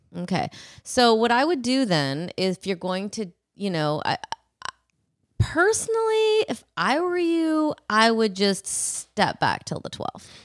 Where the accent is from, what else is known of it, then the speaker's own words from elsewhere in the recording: forty-five minutes from Madison, Wisconsin, United States; This is also forty-five minutes from my hometown.